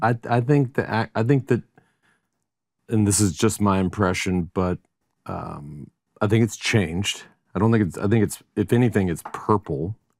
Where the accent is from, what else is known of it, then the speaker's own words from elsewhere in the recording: Texas, United States; also born or lived in Colorado; now in Austin, United States; born and raised in Texas and moved to Austin in nineteen eighty-nine